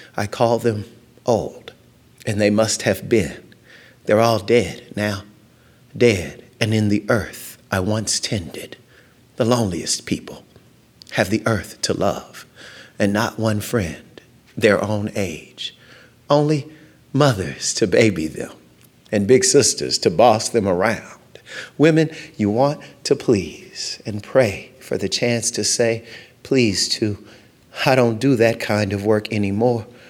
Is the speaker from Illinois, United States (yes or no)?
no; Louisiana, United States; moved away; also born or lived in East Texas / San Diego, California; I grew up in Louisiana